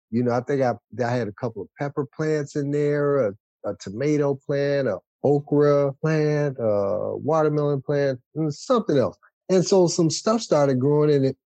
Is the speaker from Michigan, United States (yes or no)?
yes; Detroit, Michigan, United States; moved away as an adult; now in Washtenaw County, United States; I grew up in Wayne County, born and raised in Wayne County, in a small one horse town called Detroit